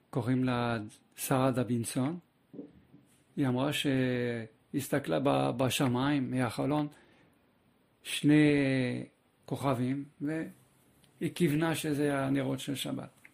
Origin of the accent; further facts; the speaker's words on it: Paris, Île-de-France, France; moved away as an adult; also born or lived in Kfar Saba, Israel; now in Israel; גדלתי בצרפת, אה, בפריס